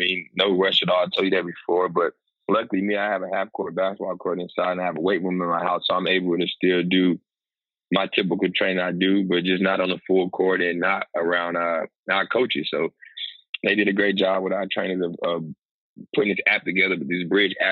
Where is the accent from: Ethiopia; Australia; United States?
United States; Raleigh, North Carolina; moved away as an adult; now in Washington, DC, United States; North Carolina in my hometown in Raleigh